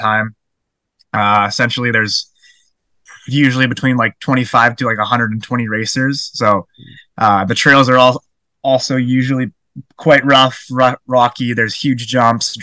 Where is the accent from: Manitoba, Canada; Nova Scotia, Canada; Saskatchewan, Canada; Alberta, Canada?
Alberta, Canada; Calgary; now in Squamish, Canada; I was born and raised in Calgary